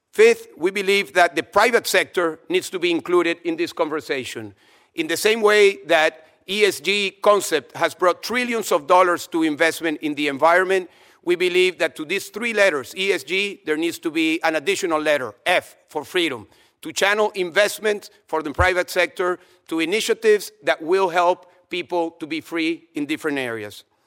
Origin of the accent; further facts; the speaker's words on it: Venezuela; moved away as an adult; I was able to escape from Venezuela against my will because I never wanted to leave my home country